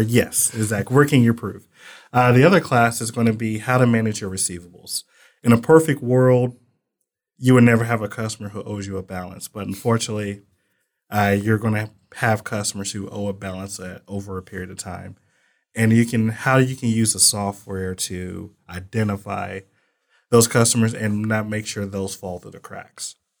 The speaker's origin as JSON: {"language": "English", "town": "Muskogee", "region": "Oklahoma", "country": "United States", "moved": "as an adult", "lives_now": "Texas, United States", "said": "I'm from Muskogee, Oklahoma"}